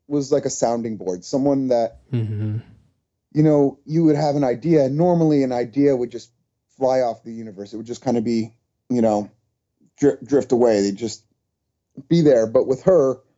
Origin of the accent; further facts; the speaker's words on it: New York, United States; moved away as an adult; now in Hawaii, United States; I grew up in the city. I grew up in on the East Coast